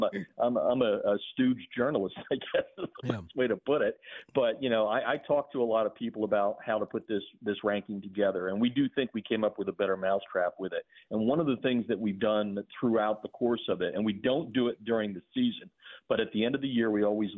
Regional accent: Pennsylvania, United States; now in Georgia, United States; Pennsylvania, my home state

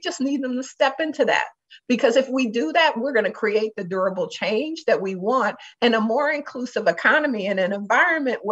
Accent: Detroit, Michigan, United States; now in Minnesota, United States; I'm from Detroit

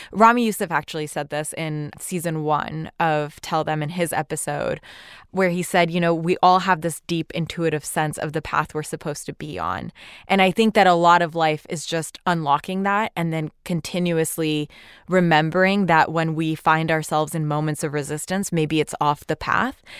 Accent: Pakistan; now in United States; as a Muslim woman born and raised in Pakistan

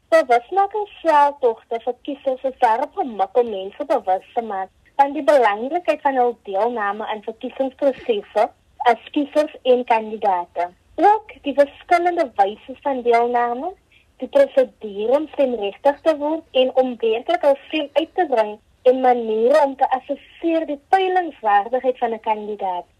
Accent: South Africa

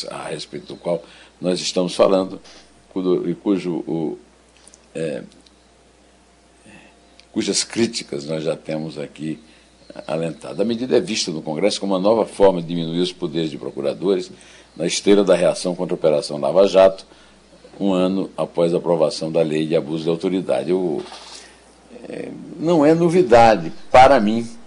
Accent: São João do Rio do Peixe, Paraíba, Brazil; born there; do município onde eu nasci, que era São João do Rio do Peixe, o Iraúna era distrito

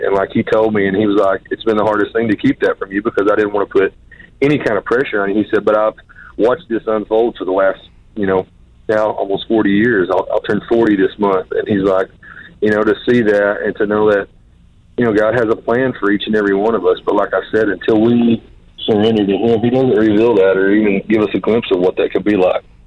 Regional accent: Pensacola, Florida, United States; I was born in Pensacola, Florida

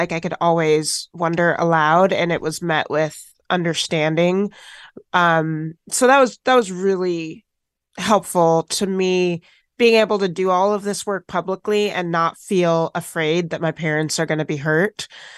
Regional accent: Washington, United States; also born or lived in Tennessee; My parents are white, I am black, and I grew up in Washington State after being adopted from foster care in Tennessee.

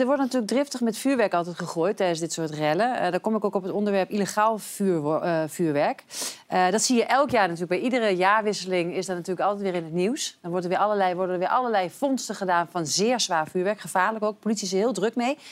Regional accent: Twente, Overijssel, Netherlands; Ik ben een tukker en ik woon ja. Eh, eh, echt, ik ben echt opgegroeid aan de Duitse grens

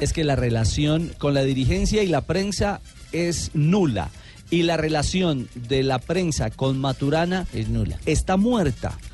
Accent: Manizales, Caldas, Colombia; la ciudad de Manizales, donde yo nací

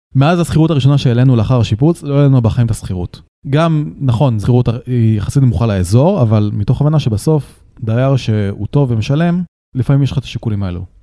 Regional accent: Israel; לי בתור ישראלי

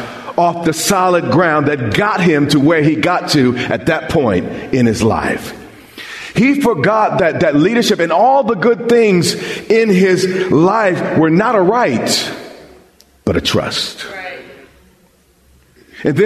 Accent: Long Island, New York, United States; When I was a kid, I grew up on Long Island

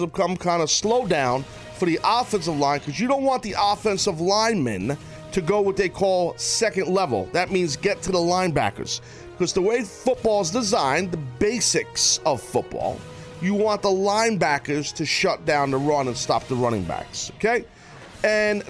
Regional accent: New York, United States; I'm a New Yorker

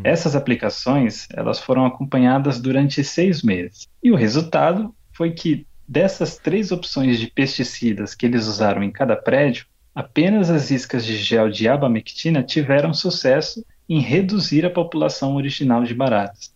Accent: Brazil; now in Japan; de onde eu vim, no Brasil

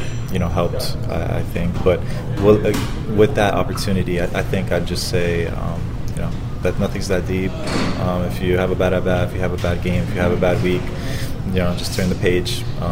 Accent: Florida, United States; because I'm from Florida, so having my family here in Tampa was, tough to manage as well

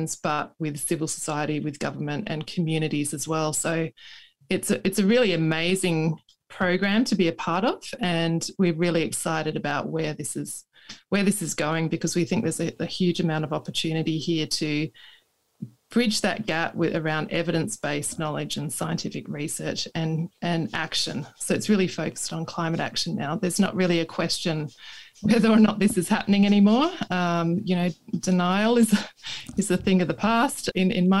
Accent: Tasmania, Australia; as a youth growing up in Tasmania

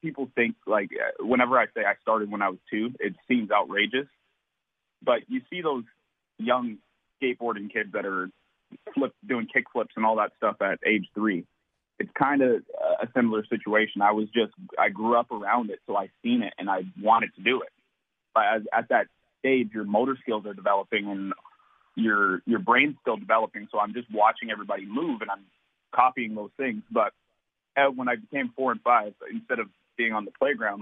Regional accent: Seattle, Washington, United States; also born or lived in Federal Way, Washington; I was born in actually Seattle, Washington. I grew up in West Seattle. Went to high school in Federal Way, Washington

